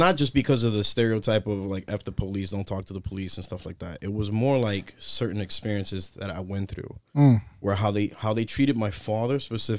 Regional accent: New York City, New York, United States; So, I am from the South Bronx. Nice. My parents raised me there. I was born in Lincoln Hospital. I spent like the first, 17 years of my life there.

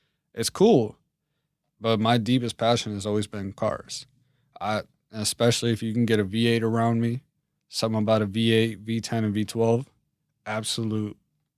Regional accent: East Coast, United States; I'm from the East Coast. You know, I was raised to a certain method of life, military dad.

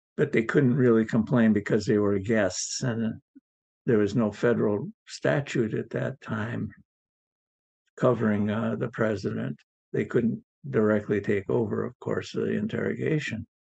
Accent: Milwaukee, Wisconsin, United States; moved away as an adult; also born or lived in Richland Center, Wisconsin / Seattle, Washington; I was from Richland Center, Wisconsin originally, and then settled in Milwaukee

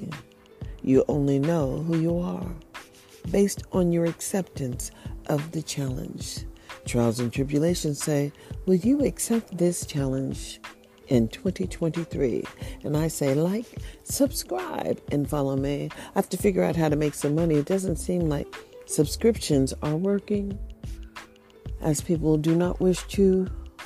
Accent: United States; we are all Americans

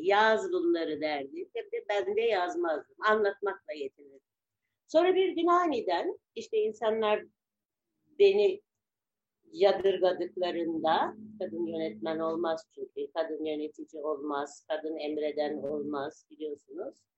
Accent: Istanbul, Turkey; also born or lived in Kınalıada; Ya ben de Arta da Burgazlıydık. Biz Burgaz'da büyüdük.

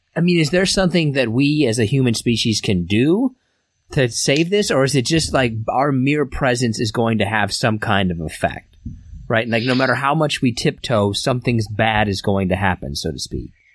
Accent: Derby, Kansas, United States; We all originated from Derby, Kansas

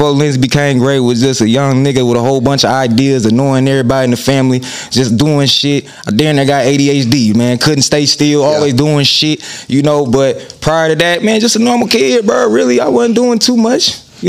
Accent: Fort Wayne, Indiana, United States; Man, it was different, man. You know, because Fort Wayne, like, in the early, you know, because I'm born in 94

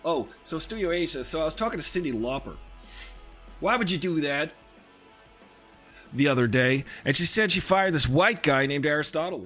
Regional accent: New York, United States; I'm from New York

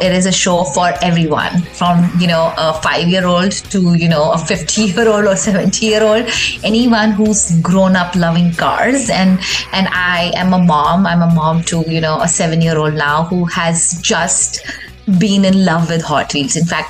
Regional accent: Delhi, India; also born or lived in Rajasthan / Mumbai / Pune / Middle East; now in Houston, United States; I was born in Rajasthan, which is a state back in India. And I grew up in Delhi, Mumbai, Pune, and a lot of other cities. I also was in Middle East. But the longest I've ever lived anywhere in my life is Houston, 12 years.

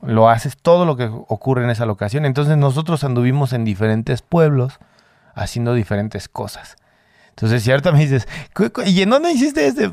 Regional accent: Mexico; somos mexicanos todos

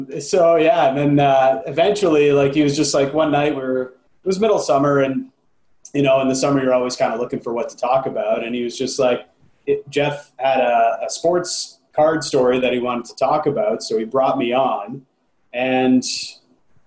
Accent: Toronto, Ontario, Canada; moved away as an adult; now in Vancouver, Canada; I grew up in Toronto, a little north of the city, a place called Woodbridge, nice little Italian-Canadian community

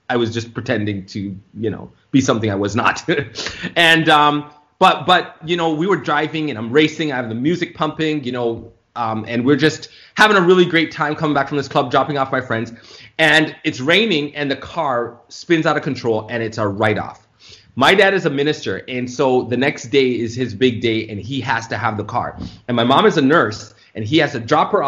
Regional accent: Toronto, Ontario, Canada; moved away as an adult; also born or lived in Florida; I was born and raised in Toronto, Canada.

